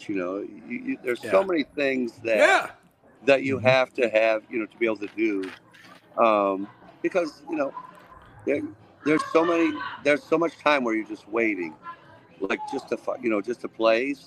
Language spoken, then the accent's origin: English; Watertown, New York, United States; I grew up in Watertown, New York.